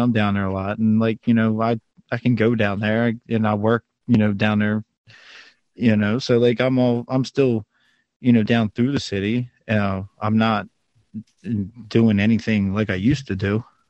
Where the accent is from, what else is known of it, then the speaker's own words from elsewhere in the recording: Baltimore, Maryland, United States; accent: Baltimore; my Baltimore accent